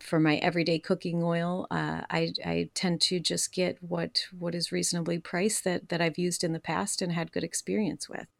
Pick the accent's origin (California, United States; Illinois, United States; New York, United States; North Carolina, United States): New York, United States; Rome; I am from Rome, New York.